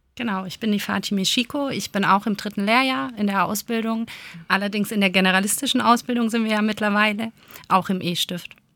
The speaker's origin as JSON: {"language": "German", "country": "Germany", "said": "bei uns in Deutschland"}